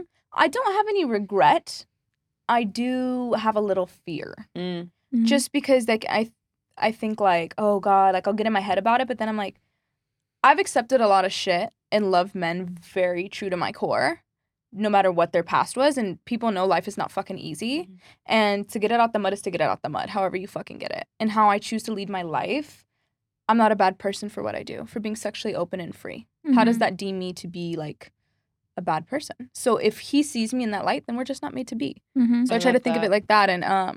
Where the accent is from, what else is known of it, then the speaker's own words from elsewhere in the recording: San Diego, California, United States; No, I'm from San Diego. So I grew up like 15 minutes from the border.